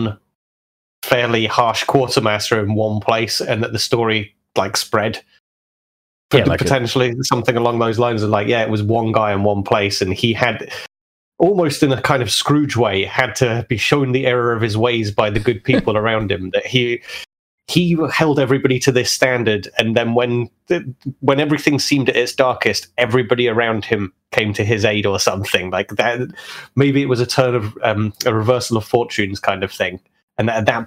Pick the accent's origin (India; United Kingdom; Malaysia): United Kingdom; We're British people